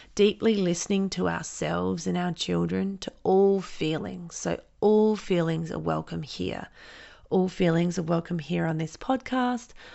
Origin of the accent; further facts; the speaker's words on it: Renmark, South Australia, Australia; now in Adelaide, Australia; I grew up in Renmark, which is a small country town three hours outside of Adelaide in South Australia.